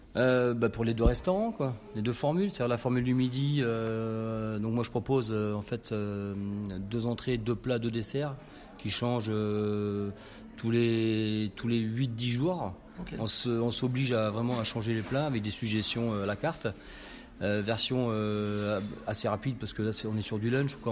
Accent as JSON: {"language": "French", "town": "Nancy", "region": "Grand Est", "country": "France", "moved": "yes", "lives_now": "Dordogne, France", "said": "je suis originaire de Lorraine, côté de Nancy"}